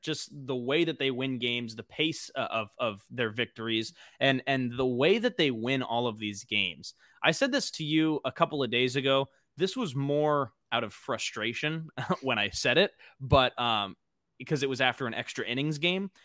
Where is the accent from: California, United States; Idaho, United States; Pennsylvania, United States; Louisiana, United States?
California, United States; Los Angeles; also born or lived in Arizona; born and raised in L A, I'm from the San Fernando Valley